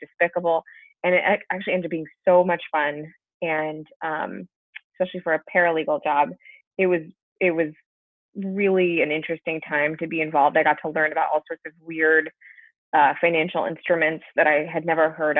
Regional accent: Berkeley, California, United States; I grew up in Berkeley, California. Not too far from where I am right now.

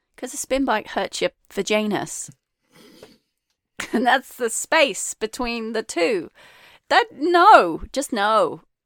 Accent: England, United Kingdom; moved away; I, I was brought up in England too

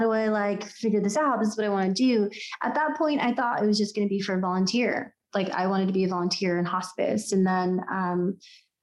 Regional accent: United States; also born or lived in Mexico (ancestry); I'm Mexican American

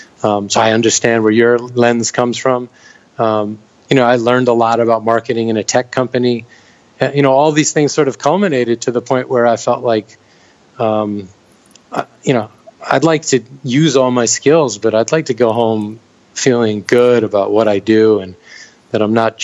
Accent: Manhattan, New York, United States; No, I'm actually from Manhattan. I moved to Brooklyn about 5 years ago.

